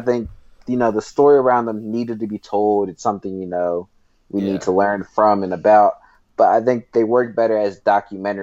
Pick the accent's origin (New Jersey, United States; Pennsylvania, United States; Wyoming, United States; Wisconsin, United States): New Jersey, United States; I'm from Jersey